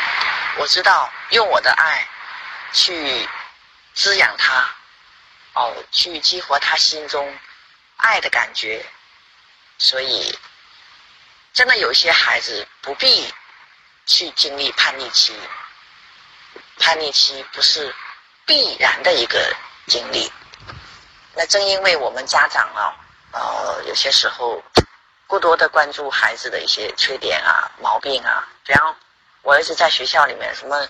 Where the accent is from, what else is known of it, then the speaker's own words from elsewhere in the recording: Qingdao, Shandong, China; 谢谢大家，我是来自青岛的